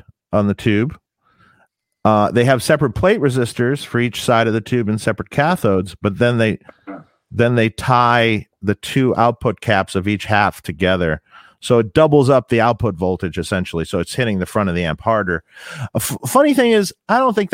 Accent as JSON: {"language": "English", "town": "Detroit", "region": "Michigan", "country": "United States", "tie": "born or raised there", "said": "I was in my hometown, Detroit"}